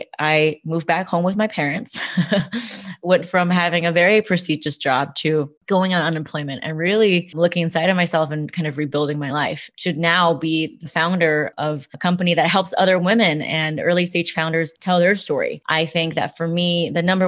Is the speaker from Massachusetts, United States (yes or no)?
no; Los Angeles, California, United States; I was born in Los Angeles, California.